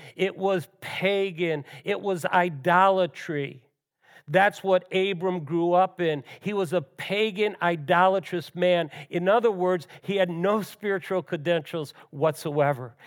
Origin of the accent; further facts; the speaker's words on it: Western New York, United States; Both Ellen and I grew up in Western New York